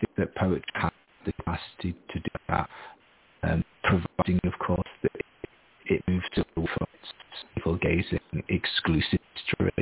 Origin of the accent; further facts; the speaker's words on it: Harrogate, Yorkshire and the Humber, United Kingdom; moved away as an adult; also born or lived in Japan / United States / Australia; now in Edinburgh, United Kingdom; I'm from a posh middle-class town in the north of England, Harrogate